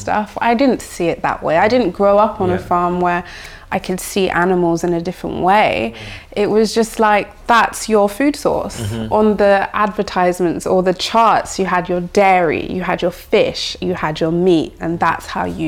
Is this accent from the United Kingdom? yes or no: yes; London, United Kingdom; growing up in London